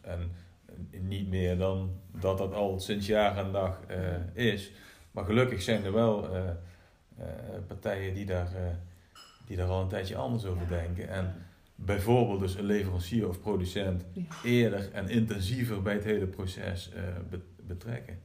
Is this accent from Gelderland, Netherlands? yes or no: yes; Groesbeek, Gelderland, Netherlands; Ik kom uit Groesbeek namelijk, geboren en getogen